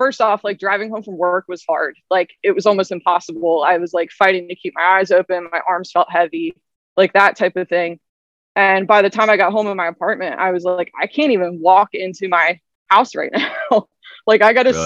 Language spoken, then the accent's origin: English; Lancaster, Pennsylvania, United States; also born or lived in Nashville; So I'm from Lancaster, Pennsylvania area. I've grown up there pretty much my whole life